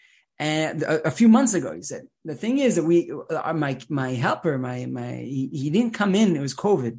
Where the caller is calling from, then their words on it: Jerusalem, Jerusalem District, Israel; I'm a rabbi from Jerusalem